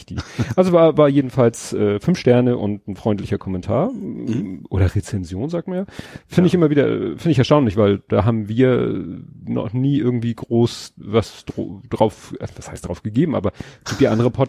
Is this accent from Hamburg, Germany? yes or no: yes; Hamburg, Germany; ich habe zum Beispiel bin aufgewachsen in Hamburg 60. Ja. Das war, glaube ich, ja Stalzhoop